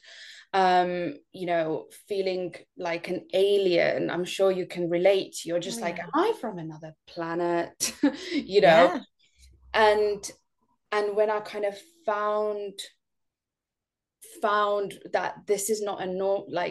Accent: Estonia; moved away; I'm not from the UK. I'm actually from Estonia.

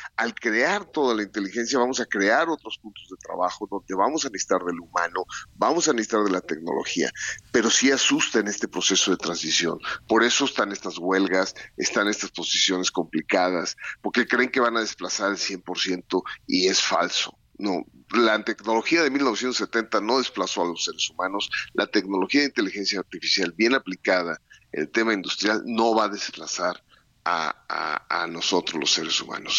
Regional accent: Mexico; somos industriales mexicanos

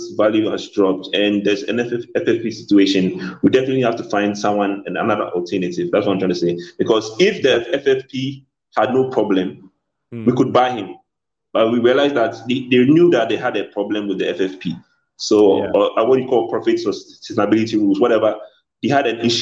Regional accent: Ghana; I'm a Ghanaian

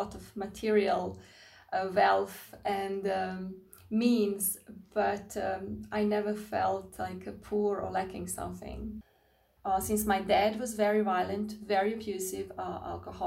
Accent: Croatia; I grew up in Croatia

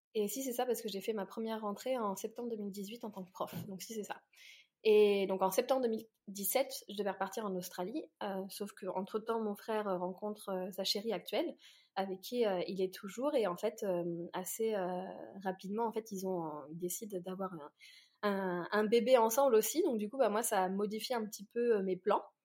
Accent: Orléans, Centre-Val de Loire, France; moved away as an adult; also born or lived in Paris; j'ai pas du tout grandi à Paris, j'ai grandi donc à Orléans

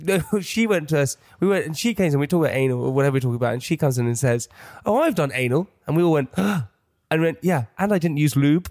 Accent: England, United Kingdom; as an English person

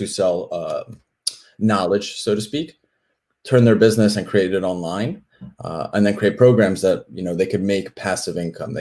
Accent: Philadelphia, Pennsylvania, United States; I'm from Philly

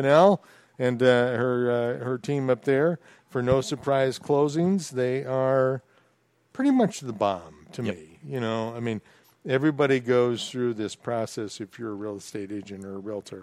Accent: Minnesota, United States; now in Florida Keys, United States; I was from Minnesota, a Vikings fan

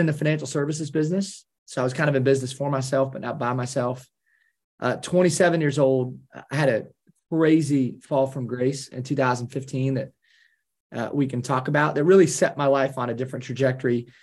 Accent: Kalona, Iowa, United States; I'm a small town Iowa guy. I grew up in Kelowna, Iowa, which is the largest Amish community west of the Mississippi

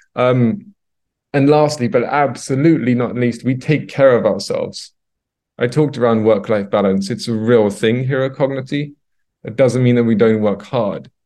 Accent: London, United Kingdom; moved away as an adult; now in Stockholm, Sweden; I'm originally from London, U K, Uh, and I moved over here to Stockholm, Sweden about eight years ago.

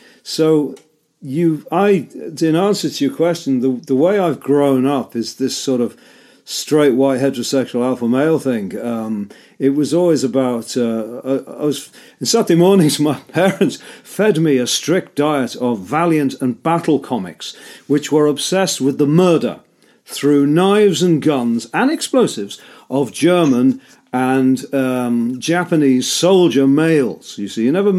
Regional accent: Liverpool, North West England, United Kingdom; my hometown of Liverpool

